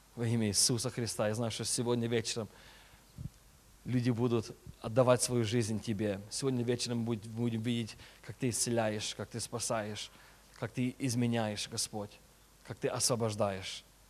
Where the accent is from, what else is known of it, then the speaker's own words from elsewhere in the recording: California, United States; Russian is a second language; also born or lived in Chisinau, Moldova; я родился а, в Кишиневе, в Молдове. Мне было 6 лет, когда я а, переехал а, в Америку, так что я реально американец почти. И а, уже 20, сколько там, 27 лет в Америке живу